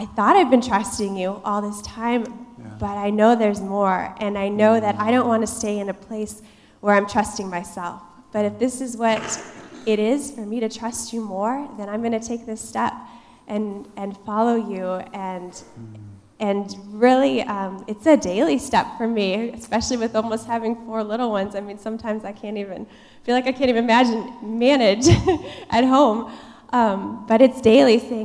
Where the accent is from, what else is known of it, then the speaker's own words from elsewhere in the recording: Iowa, United States; moved away; I was born and raised in Iowa. The Midwest is my home, and that's just how it is